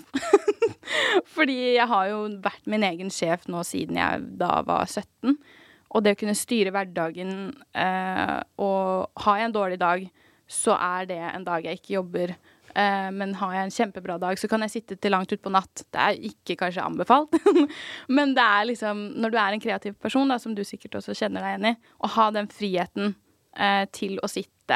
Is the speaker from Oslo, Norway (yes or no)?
no; Asker, Akershus, Norway; also born or lived in Lier; jeg er jo født og oppvokst i Asker